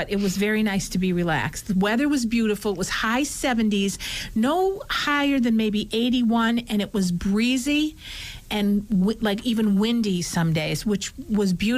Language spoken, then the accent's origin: English; Scranton, Pennsylvania, United States; we're from Scranton